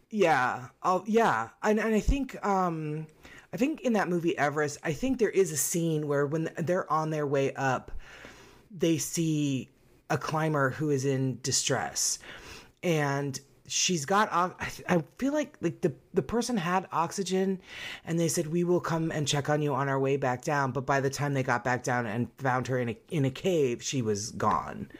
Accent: United States; we're American

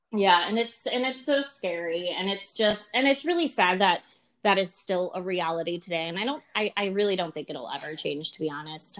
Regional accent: Buffalo, New York, United States; I'm from Buffalo, New York originally. And I often get told my accent people think I'm from Canada

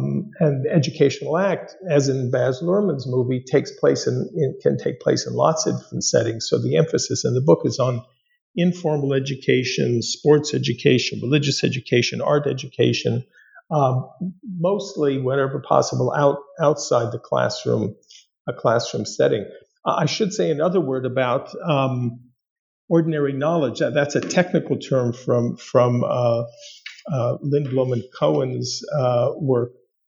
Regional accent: Los Angeles, California, United States; born or raised there

